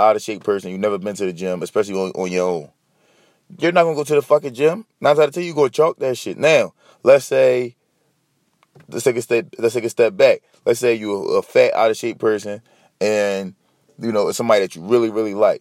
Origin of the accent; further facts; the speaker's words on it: Philadelphia, Pennsylvania, United States; I'm from Philly. I'm in Philly.